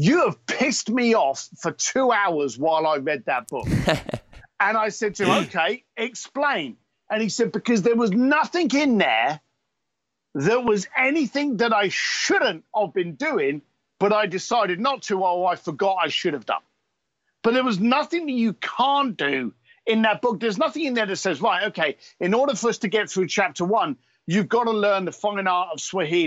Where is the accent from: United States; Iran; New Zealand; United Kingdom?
United Kingdom; London; I am an Irish whiskey drinking biker from East London